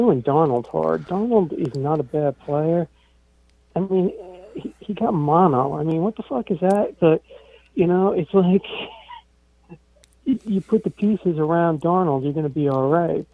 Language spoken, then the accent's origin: English; New Jersey, United States; I'm from New Jersey.